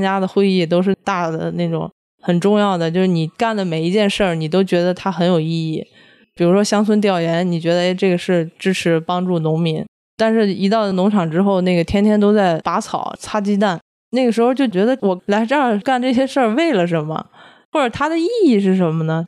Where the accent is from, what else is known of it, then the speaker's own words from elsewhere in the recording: Baoding, Hebei, China; 我是河北保定出生长大的